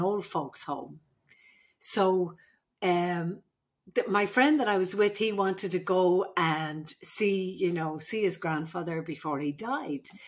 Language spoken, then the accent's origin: English; Ireland; moved away as an adult; now in California, United States; I'm the Irish midwife.